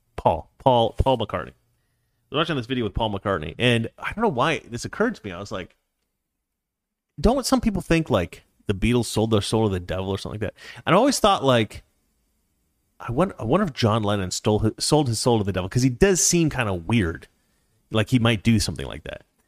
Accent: Oregon, United States; moved away; I live in the city, but I'm actually from Oregon

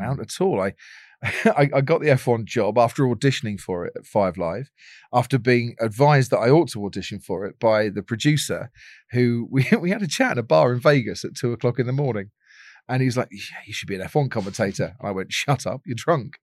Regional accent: Stevenage, East of England, United Kingdom; I grew up in Stevenage. So, Stevenage, uh, new town in Hertfordshire

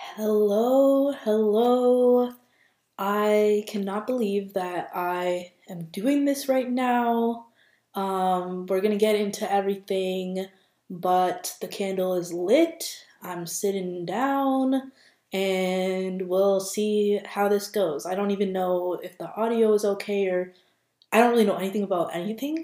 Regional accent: Minnesota, United States; also born or lived in Boston; I am from Minnesota, born and raised here

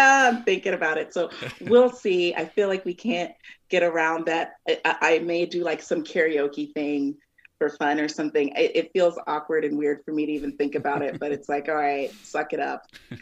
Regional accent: Omaha, Nebraska, United States; also born or lived in Texas; while I was born in Omaha, we moved to Texas from like the time that I was like maybe 6 months till about seven when my parents got divorced, and we moved back here

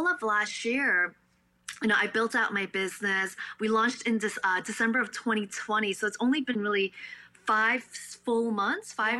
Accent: New York City, New York, United States; first language Cantonese; also born or lived in Staten Island / Buffalo; I'm born and raised in Brooklyn

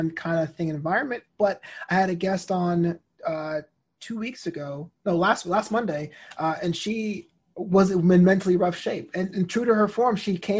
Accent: New York City, New York, United States; also born or lived in Brooklyn; My parents are from Barbados. They came in the 70s to New York City. So like I'm New York, I'm, you know, classic New York

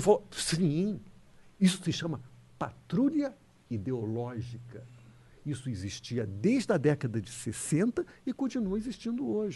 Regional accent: Rio de Janeiro, Brazil; Eu sou carioca

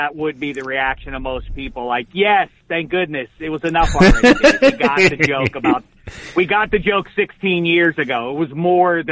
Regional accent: Pittsburgh, Pennsylvania, United States; moved away as an adult; now in Los Angeles, United States; growing up in Pittsburgh, I was a sports obsessive

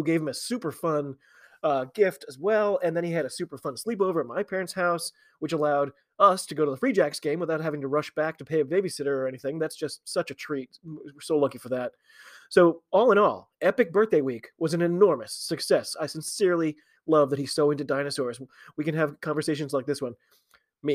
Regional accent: United States; I am an American

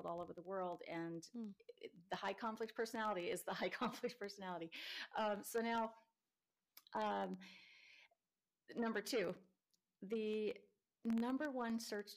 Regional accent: Nebraska, United States; now in San Diego, United States; I grew up in Nebraska and the roads are really icy sometimes and I hated it

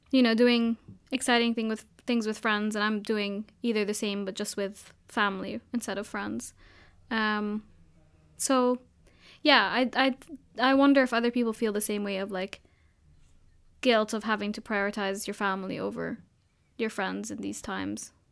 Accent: Abu Dhabi, United Arab Emirates; I grew up in Abu Dhabi, everyone going out to see the fireworks and stuff.

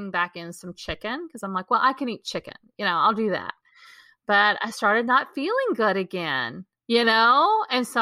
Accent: Texas, United States; growing up in Texas

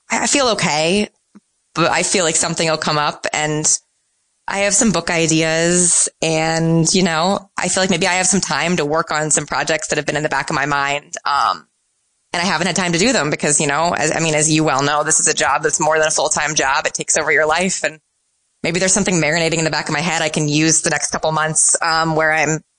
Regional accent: Midwest, United States; now in New York, United States; um, I'm a Midwesterner. Um, and I'm, I probably would make a poor New Yorker.

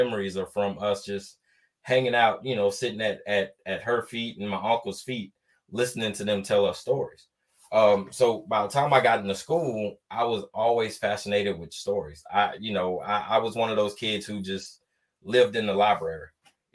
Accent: Atlanta, Georgia, United States; moved away as an adult; I was born and raised in Atlanta, Georgia

